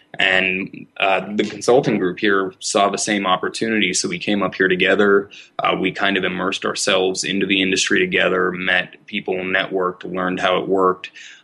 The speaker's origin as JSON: {"language": "English", "town": "Denver", "region": "Colorado", "country": "United States", "tie": "born or raised there", "also_born_or_lived": "Arizona", "said": "I'm from Denver. I'm a Denver native. I was born just outside of downtown. I went to school at the University of Colorado here in state for a couple years in Boulder, and studied finance and economics there"}